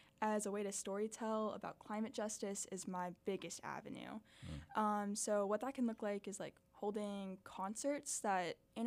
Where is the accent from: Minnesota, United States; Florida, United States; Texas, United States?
Florida, United States; Miami; now in Arkansas, United States; growing up in Miami